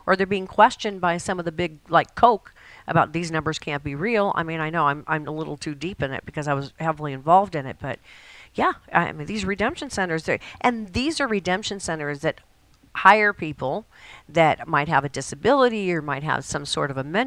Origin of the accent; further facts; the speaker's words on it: Colorado, United States; moved away; I'm from Colorado and my kids were raised here